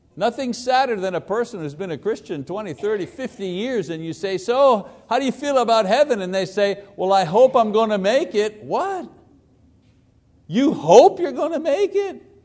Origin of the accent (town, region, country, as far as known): United States